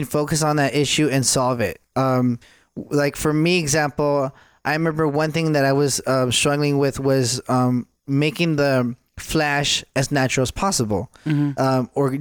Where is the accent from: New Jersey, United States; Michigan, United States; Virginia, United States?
Michigan, United States; now in Texas, United States; I'm originally from Michigan